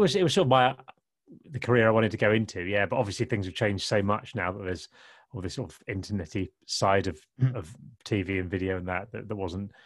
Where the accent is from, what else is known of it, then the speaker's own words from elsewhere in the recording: Kent, South East England, United Kingdom; I grew up in Kent in the 80s